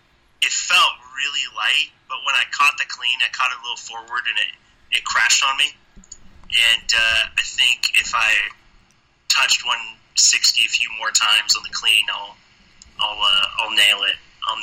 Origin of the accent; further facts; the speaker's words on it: Gig Harbor, Washington, United States; A little town called Gig Harbor, Washington.